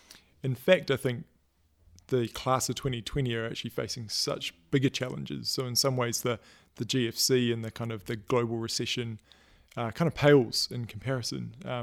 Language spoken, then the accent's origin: English; Auckland, New Zealand; my grandfather who is a kind of community leader in this area that I grew up in Auckland